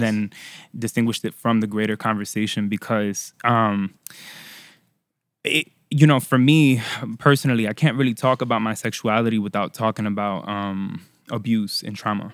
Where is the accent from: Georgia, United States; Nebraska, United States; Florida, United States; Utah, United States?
Florida, United States; first language Spanish; English is a second language; also born or lived in Puerto Rico / Orlando / Miami / Tampa; I was born in Puerto Rico, raised in Florida